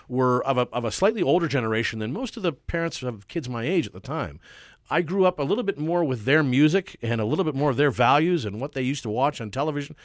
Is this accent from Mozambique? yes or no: no; Vancouver, British Columbia, Canada; I was born and raised in Carsdale